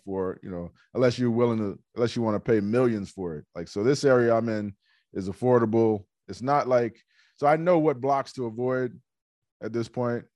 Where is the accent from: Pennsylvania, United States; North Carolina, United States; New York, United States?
New York, United States; New York City; I'm from Hollis, Queens